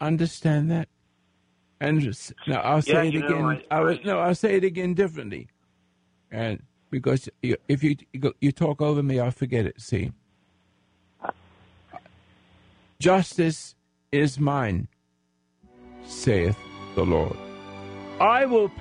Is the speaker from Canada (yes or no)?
no; England, United Kingdom; I'm an English veteran, the Royal Sussex Regiment in World War II